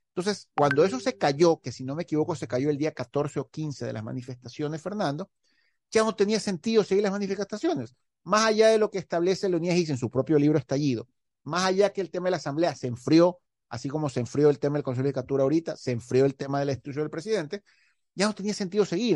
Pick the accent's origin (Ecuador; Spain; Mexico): Ecuador; Guayaquil, Guayas; como ecuatoriano, como monito aquí de Guayaquil